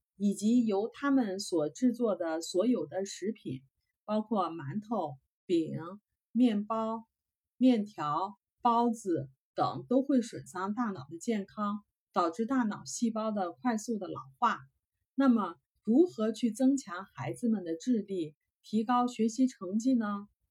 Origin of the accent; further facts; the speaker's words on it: China; now in Canada; 我们中国人是最注重教育的